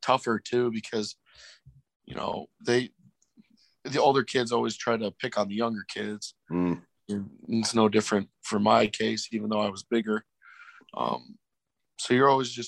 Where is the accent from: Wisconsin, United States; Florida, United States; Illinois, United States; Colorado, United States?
Illinois, United States; Joliet; also born or lived in Elmhurst, Illinois; moved a couple of years after that to Joliet, Illinois, where I grew up and, still live today